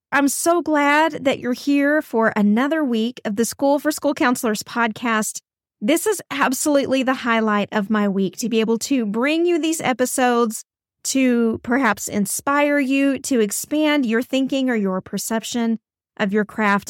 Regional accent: Texas, United States; here in my home state of Texas

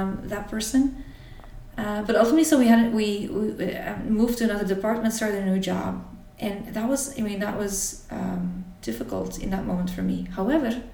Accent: Belgium; I grew up in Belgium, in a small town here, with a dedicated family

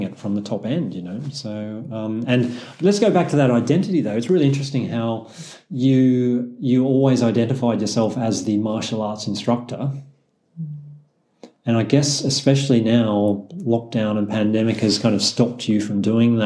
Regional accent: Australia; as an Aussie

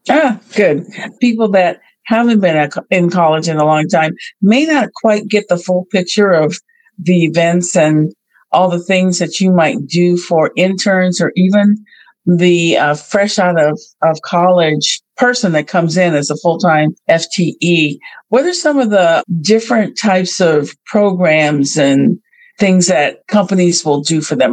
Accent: Bay Area, California, United States; another Bay Area native like I am

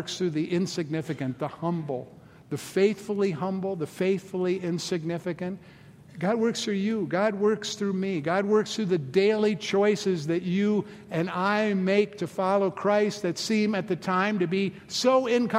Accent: Boulder, Colorado, United States; in the mid-70s when we got the first Starbucks in my hometown, Boulder, Colorado

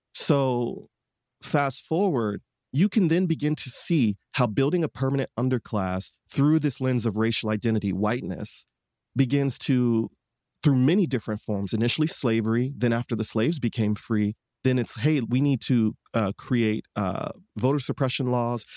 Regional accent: Detroit, Michigan, United States; I was born and raised in Detroit, Michigan

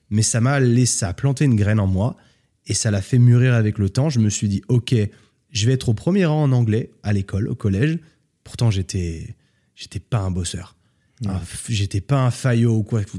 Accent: Switzerland; moi je viens de Suisse, culture suisse

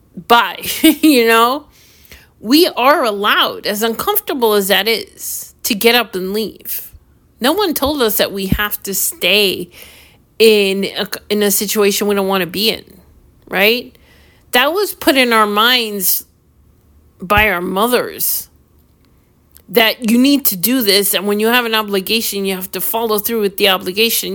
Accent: New York, United States; I'm from New York

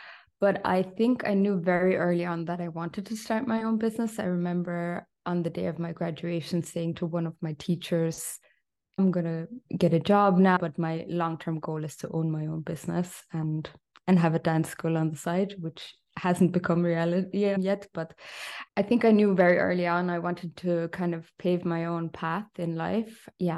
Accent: Austria; also born or lived in Ireland; I know that's a bit of a mouthful. I'm half Irish, half Austrian. I grew up in both countries.

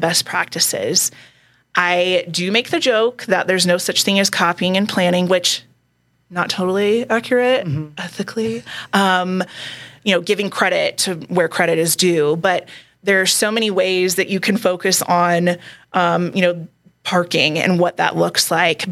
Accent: Texas, United States; moved away as an adult; now in Colorado Springs, United States; I'm from Texas.

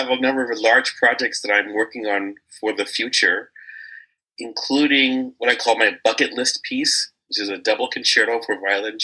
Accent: Washington, District of Columbia, United States; I grew up in Washington, D.C.

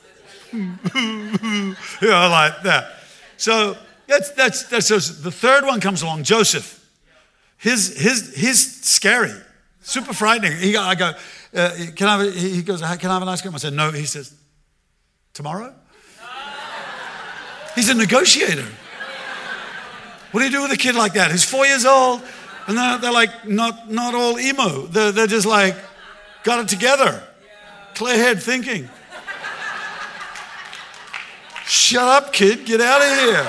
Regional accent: Australia; I'm Australian

